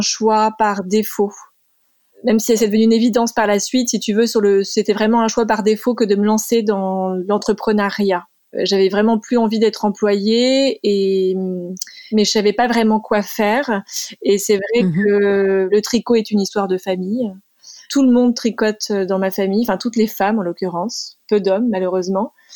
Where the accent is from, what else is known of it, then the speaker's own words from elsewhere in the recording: Sologne, Centre-Val de Loire, France; moved away as an adult; now in United States; j'ai passé une grande partie de mon enfance en Sologne